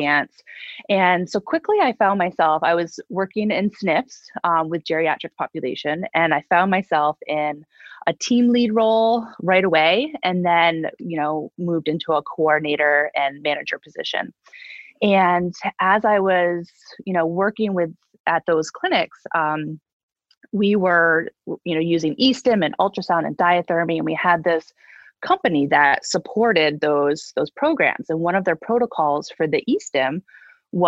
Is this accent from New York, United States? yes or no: yes; upstate New York, United States; moved away as an adult; also born or lived in Boston, Massachusetts / Utica, New York; I grew up in upstate New York